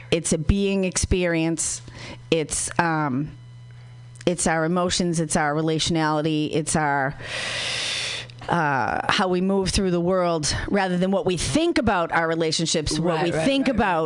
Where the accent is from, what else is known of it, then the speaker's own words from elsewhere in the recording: Boston, Massachusetts, United States; I'm from Boston, and we don't talk about stuff like